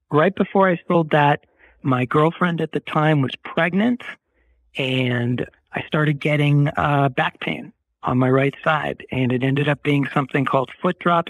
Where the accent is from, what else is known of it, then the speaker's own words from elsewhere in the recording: Boston, Massachusetts, United States; moved away as an adult; also born or lived in Durham, North Carolina / New York; now in Los Angeles, United States; I grew up in Boston